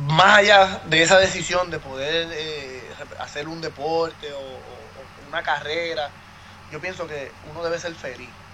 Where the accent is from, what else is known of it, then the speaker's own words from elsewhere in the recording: Puerto Rico; yo soy el único puertorriqueño